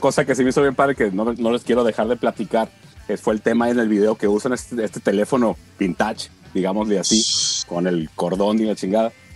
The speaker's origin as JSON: {"language": "Spanish", "region": "Sinaloa", "country": "Mexico", "said": "yo que soy de Sinaloa"}